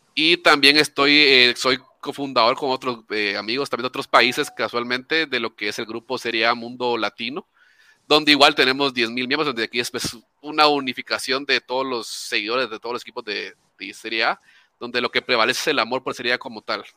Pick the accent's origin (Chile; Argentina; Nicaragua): Nicaragua; now in Guatemala; soy, soy de Guatemala, bueno, nicaragüense, pero vivo en Guatemala.